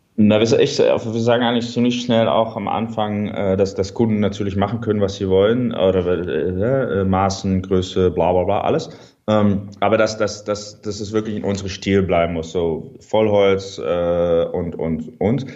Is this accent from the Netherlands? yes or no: yes; Netherlands; German is a second language; ich bin ein Holländer